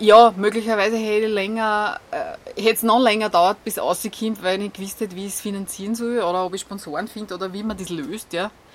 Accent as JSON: {"language": "German", "country": "Austria", "said": "ich komme aus Golz"}